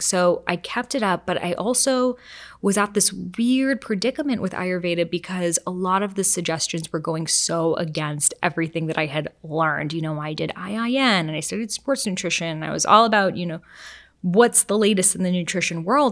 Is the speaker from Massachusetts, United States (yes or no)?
yes; Boston, Massachusetts, United States; I grew up in Boston.